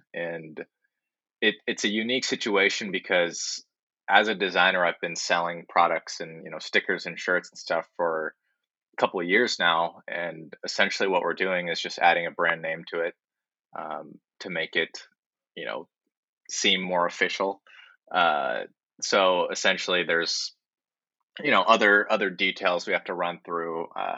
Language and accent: English; Japan; born there; So Kuma Wave, I was born in Japan along with my brother. We're half Japanese. My mom's Japanese.